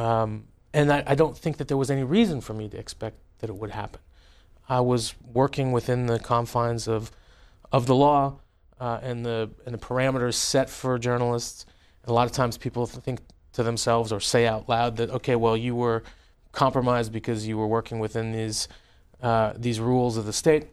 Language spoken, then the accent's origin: English; California, United States; moved away; also born or lived in Tehran, Iran; growing up in your congressional district